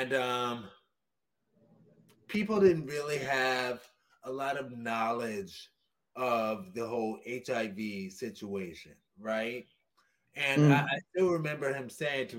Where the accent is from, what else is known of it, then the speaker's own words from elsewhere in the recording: New Orleans, Louisiana, United States; I went to high school in New Orleans, Louisiana